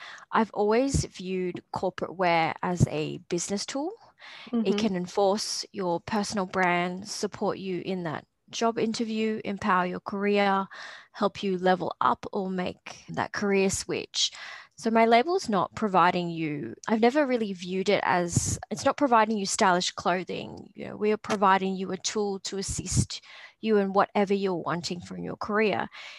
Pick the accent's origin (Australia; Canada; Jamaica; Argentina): Australia; also born or lived in Papua New Guinea; I'm both Australian and Papua New Guinean. I do identify as both, and I love that part of myself.